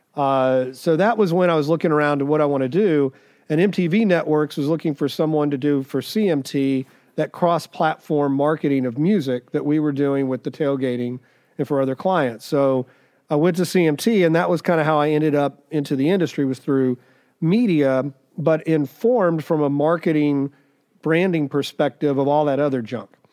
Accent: Dallas, Texas, United States; also born or lived in Missouri / Arizona; now in Nashville, United States; I grew up in Dallas

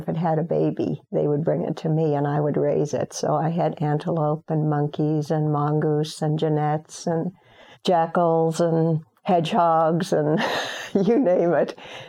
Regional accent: Chad; Overall, it was a fun growing up in Chad.

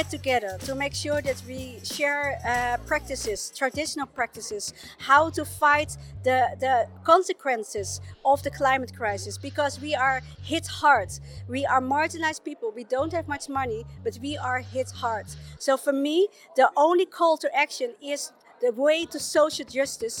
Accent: Chile; I was born in Walmapu, Chile, in the high mountains of Patagonia, the Andes

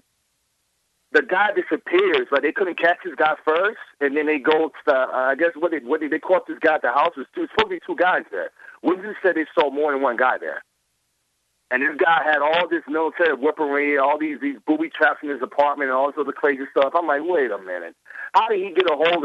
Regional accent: Georgia, United States; moved away as an adult; now in New York, United States; I'm from Georgia originally. Born and raised down there. I mean, I've been in New York for 12 years

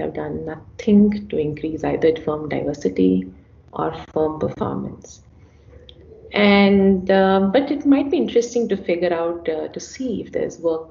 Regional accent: India; I'm an Indian, I'm a woman, I'm an economist, and I'm a Hindu.

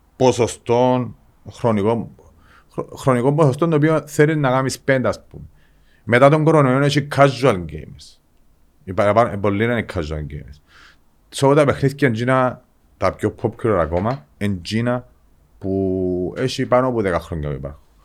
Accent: Engomi, Nicosia District, Cyprus; εγώ γεννήθηκα στην Εγκόμη

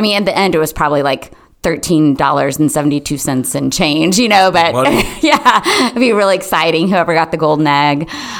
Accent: United States; also born or lived in Tennessee / South Carolina; I grew up in Tennessee and South Carolina

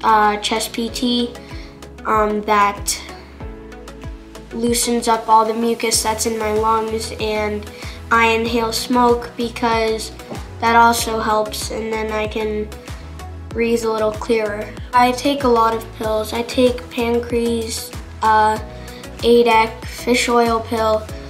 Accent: British Virgin Islands; Growing up in the Virgin Islands was good. We lived there for 8 years and we took trips to this island close to us called Anagata

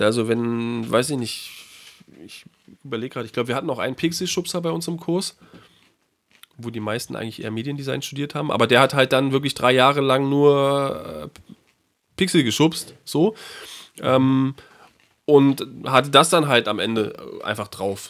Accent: Berlin, Germany; drei Monate immer in Berlin verbracht, in meiner Heimatstadt

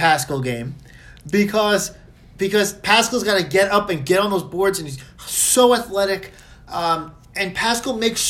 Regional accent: New York, United States; I'm from New York.

